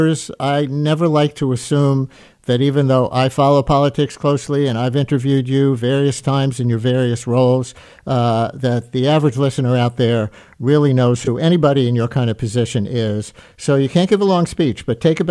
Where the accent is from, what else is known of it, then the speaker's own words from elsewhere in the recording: New York City, New York, United States; I grew up in the Queens part of this district